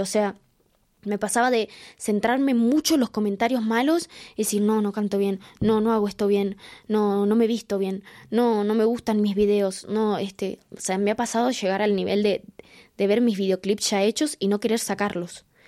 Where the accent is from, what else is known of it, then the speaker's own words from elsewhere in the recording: Quilmes, Buenos Aires Province, Argentina; nací en Quilmes, en Argentina